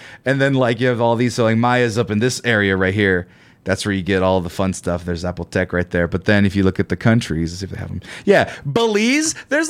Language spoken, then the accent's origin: English; California, United States; I'm from the Central Valley, you fuck.